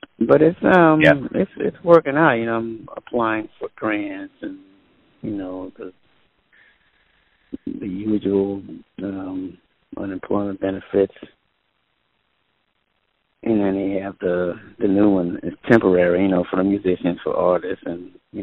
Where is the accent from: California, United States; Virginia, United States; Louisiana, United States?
Louisiana, United States; New Orleans; moved away as an adult; now in Oakland, United States; growing up in New Orleans, jazz-wise, I grew up in the church, my thing, musically anyway, in New Orleans.